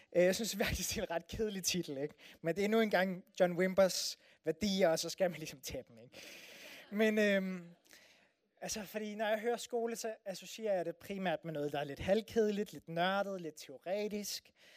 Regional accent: Denmark

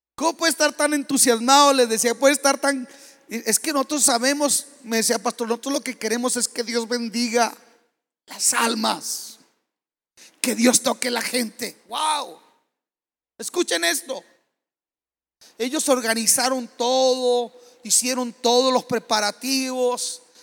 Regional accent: Mexico; como mexicanos y como latinoamericanos

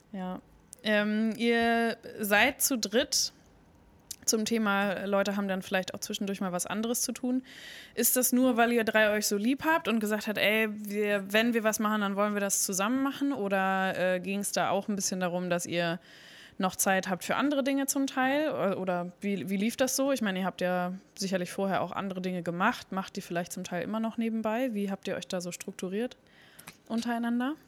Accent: Bremen, Germany; Ich bin auch in Finnhof groß geworden

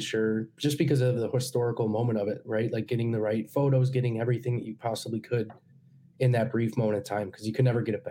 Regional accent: United States; as an American

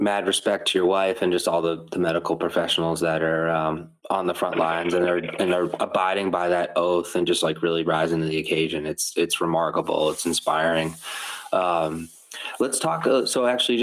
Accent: Methuen, Massachusetts, United States; Holy Family Hospital, which is in my hometown, Methuen, Massachusetts

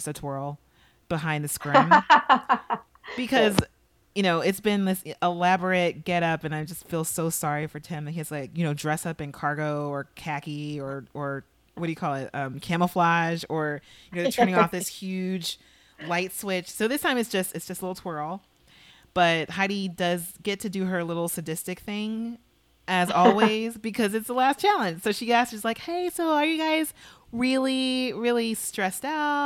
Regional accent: Los Angeles, California, United States; I grew up in Los Angeles

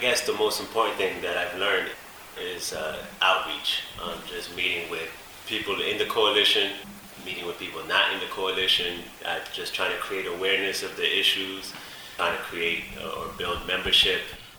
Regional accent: Washington Heights, New York, United States; Washington Heights.

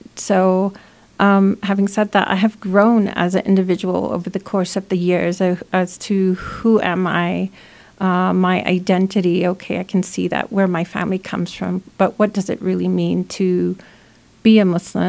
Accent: United States; So being American, I feel, you know, invested in putting my time in community and efforts and practicing my own empathy for the care of my neighbor and my friends, my family.

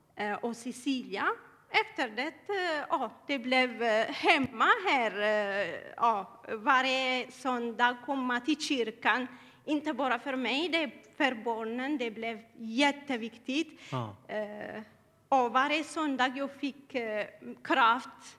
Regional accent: Eritrea; Swedish is a second language; now in Sweden; Jag kommer eh, från Eritrea

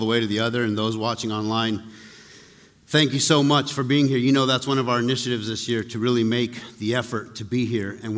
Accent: Taos, New Mexico, United States; I grew up in Taos

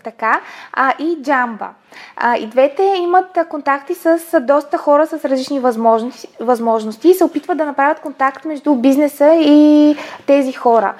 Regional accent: Bulgaria; аз съм си българка

